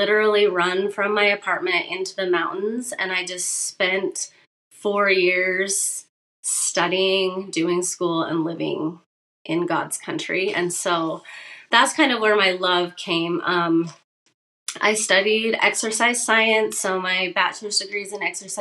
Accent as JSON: {"language": "English", "town": "Thornton", "region": "Idaho", "country": "United States", "tie": "born or raised there", "moved": "yes", "lives_now": "Utah, United States", "said": "I am just like a country, homegrown Idaho girl. I was raised in Thornton, Idaho, literally in a potato field."}